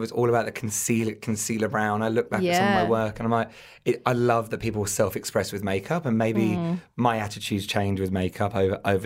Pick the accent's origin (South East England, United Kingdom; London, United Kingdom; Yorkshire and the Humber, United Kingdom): London, United Kingdom; moved away as an adult; now in Melbourne, Australia; I'm originally from London